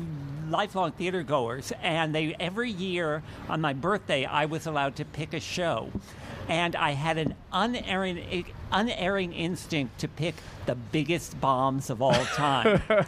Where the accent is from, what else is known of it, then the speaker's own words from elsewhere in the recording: Piscataway, New Jersey, United States; I grew up in Piscataway, New Jersey, and my big Jewish family